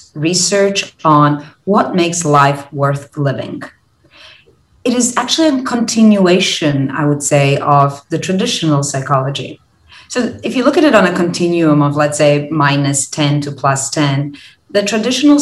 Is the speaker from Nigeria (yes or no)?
no; Croatia; now in Singapore; I'm originally from Croatia